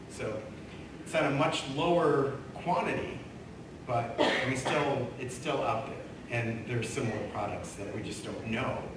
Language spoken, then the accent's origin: English; Michigan, United States; I grew up near Saginaw Bay